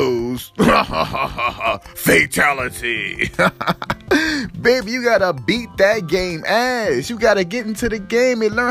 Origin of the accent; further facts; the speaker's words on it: Louisiana, United States; now in California, United States; I was raised in Louisiana, you hear me? So, I got a Louisiana background